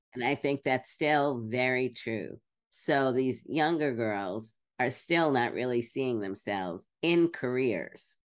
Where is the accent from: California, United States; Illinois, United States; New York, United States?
New York, United States; Brooklyn; I grew up in Brooklyn.